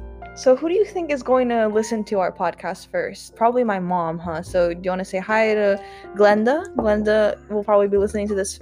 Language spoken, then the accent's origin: English; Philippines; So if you didn't know, I'm Filipino, and if I'm feeling bold enough, we'll also talk in Tagalog, okay?